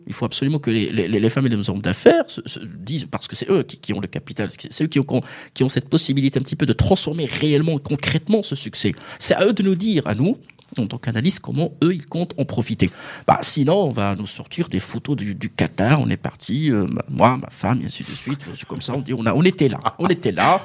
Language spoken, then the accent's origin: French; Morocco; on est marocain, on est fier